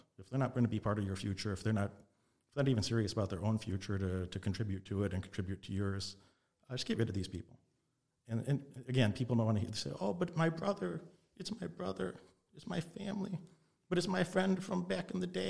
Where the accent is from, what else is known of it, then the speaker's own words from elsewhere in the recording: Illinois, United States; also born or lived in Las Vegas, Nevada; I was raised in Illinois, in Nevada, back and forth in Las Vegas and Illinois a lot of my childhood.